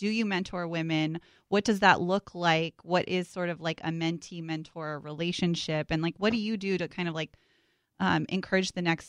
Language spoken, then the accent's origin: English; Silicon Valley, California, United States; I grew up in Silicon Valley